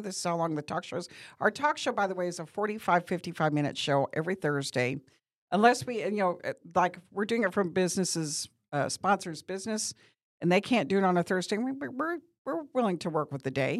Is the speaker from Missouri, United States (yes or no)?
yes; Bowling Green, Missouri, United States; moved away as an adult; now in Branson, United States; I'm from Bowling Green, Missouri, which is about four and a half, close to five hours away